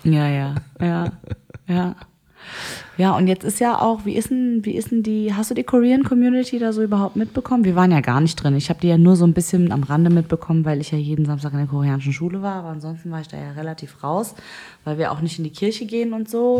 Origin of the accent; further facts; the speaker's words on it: Germany; ich bin aus Deutschland